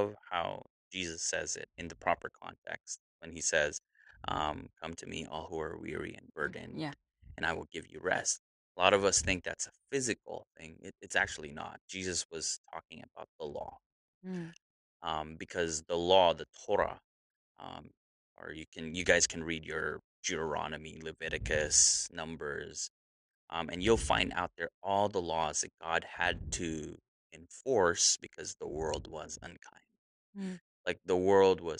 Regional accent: Philippines; I'm Filipino. So it's kuya and ate, big brother and big sister

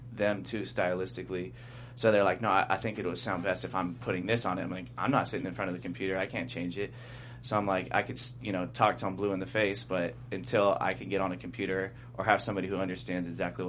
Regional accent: Long Beach, California, United States; I know everybody from Long Beach.

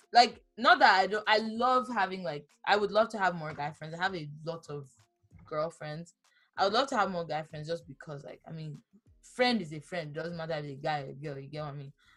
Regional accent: Ibadan, Oyo, Nigeria; moved away; I actually have people I grew up with in Ibadan

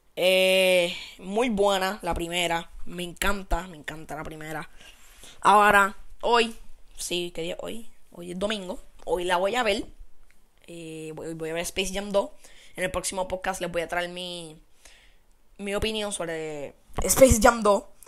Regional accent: Puerto Rico; somos ciudadanos de Estados Unidos

